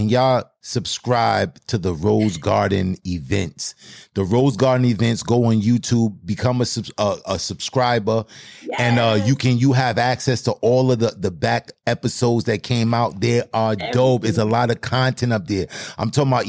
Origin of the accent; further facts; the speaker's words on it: New York City, New York, United States; accent: Brooklyn; I'm in Brooklyn, New York. I'm straight from Brooklyn. You don't hear the Brooklyn in my voice